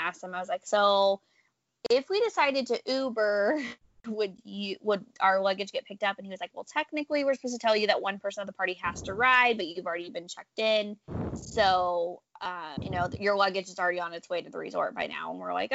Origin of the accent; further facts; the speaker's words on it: Kansas City, Missouri, United States; I'm from Kansas City